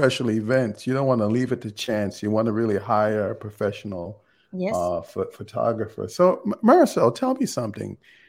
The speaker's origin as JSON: {"language": "English", "country": "Jamaica", "said": "I'm from Jamaica."}